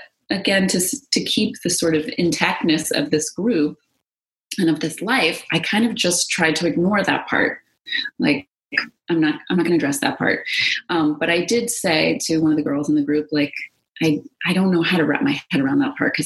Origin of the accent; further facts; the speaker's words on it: New York City, New York, United States; moved away as an adult; also born or lived in Los Angeles; I'm a New Yorker